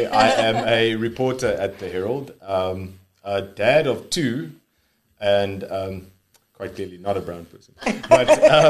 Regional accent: Uitenhage, Eastern Cape, South Africa; also born or lived in Port Elizabeth; Well, I'm born and bred PE. I'm actually from Uton Lake. So grew up with my family. It's me and my brother and my parents. Very average white Afrikaans family growing up in Uton Lake, went to school there. And eventually came to PE for work.

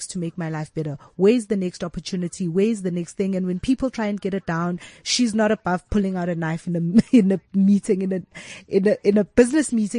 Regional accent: South Africa; as South African women

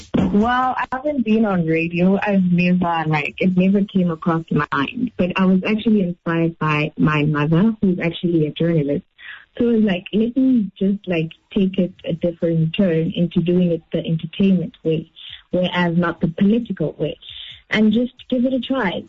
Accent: East London, Eastern Cape, South Africa; now in Port Elizabeth, South Africa; I was born and raised in East London, but uh, parents decided to come to Port Elizabeth

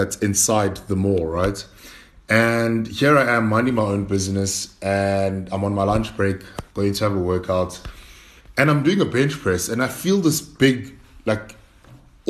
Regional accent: Durban, KwaZulu-Natal, South Africa; also born or lived in Cape Town; I'm from a small township called Lamontville

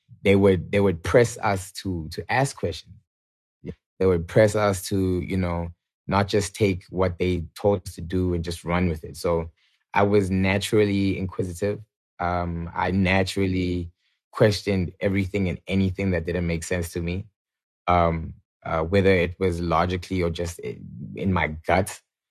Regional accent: Atlanta, Georgia, United States; born there; So I was born in Atlanta, Georgia, purely, I feel like, by coincidence or, you know, God's plan.

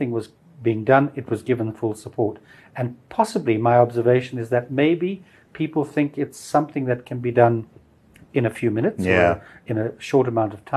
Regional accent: Bulawayo, Zimbabwe; also born or lived in Harare; I lived in Bulawayo until I was 18, 19

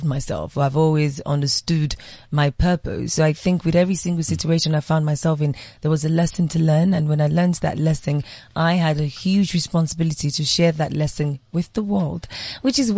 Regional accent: Nigeria; Being born, growing up in Nigeria

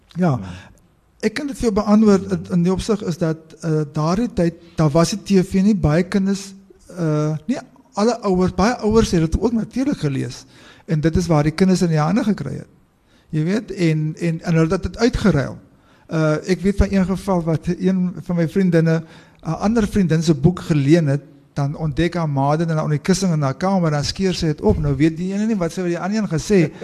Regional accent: South Africa; ons Suid-Afrikaners se geskiedenis

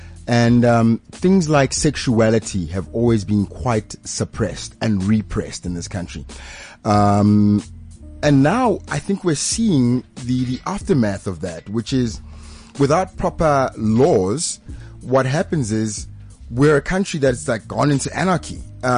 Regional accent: Pretoria, Gauteng, South Africa; I grew up in Pretoria the time, like in the 80s

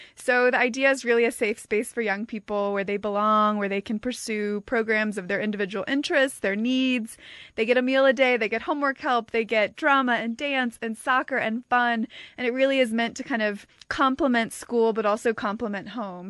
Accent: United States; accent: American; moved away as an adult; now in South Africa; I am an American. I've been living in South Africa now for about five years

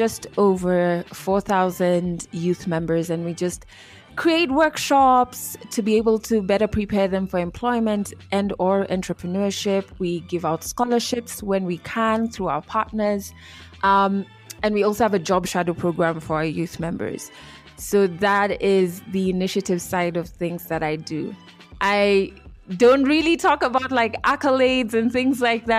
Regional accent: Kenya; I am Kenyan, and I have been on radio in Kenya for 10 years

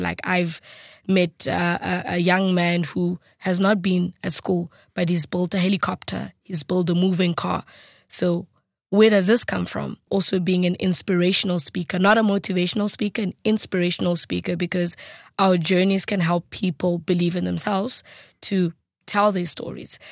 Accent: South Africa; English is a second language; as a South African

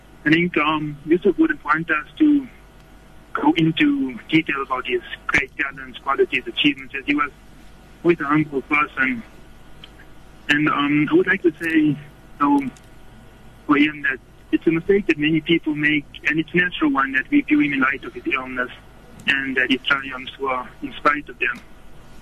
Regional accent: South Africa; as South African Muslims

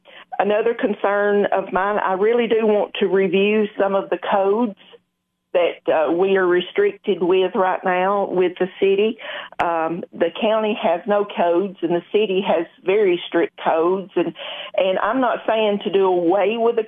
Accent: Spencer, Tennessee, United States; born or raised there

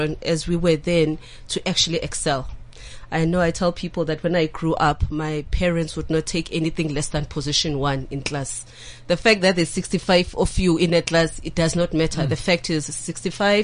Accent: Soweto, Gauteng, South Africa; I grew up in Soweto.

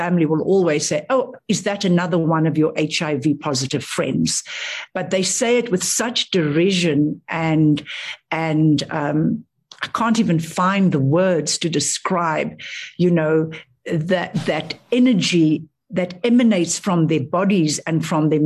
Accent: South Africa; moved away as an adult; also born or lived in Australia; being a South African in Australia at that time, working in the ANC office

